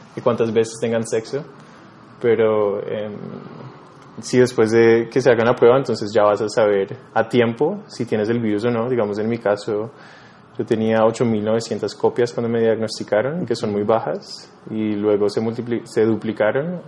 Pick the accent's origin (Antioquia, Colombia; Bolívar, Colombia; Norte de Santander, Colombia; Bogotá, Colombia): Bogotá, Colombia; also born or lived in New York; soy un artista neoyorquino, pero crecí acá en Colombia, en Bogotá